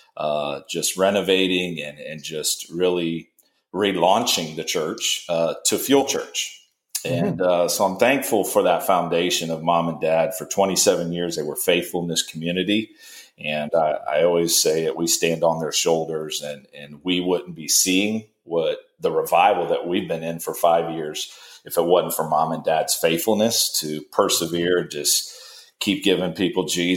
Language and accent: English; Kokomo, Indiana, United States; also born or lived in New Jersey; I am from Kokomo, Indiana